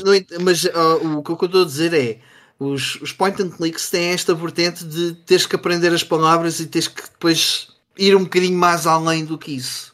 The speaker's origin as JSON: {"language": "Portuguese", "town": "Sintra", "region": "Lisbon", "country": "Portugal", "said": "de onde eu sou, uh, havia uma prova, a prova de Sintra"}